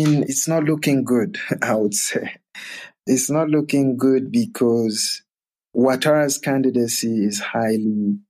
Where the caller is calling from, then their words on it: Johannesburg, Gauteng, South Africa; I'm speaking from Johannesburg, but I've also been to Côte d'Ivoire on several occasions over the years